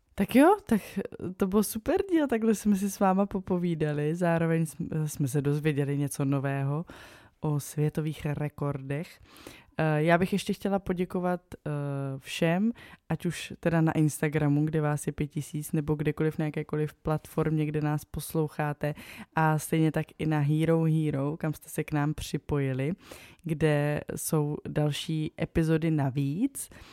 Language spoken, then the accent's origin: Czech; South Moravian Region, Czechia; já jsem z Jižní Moravy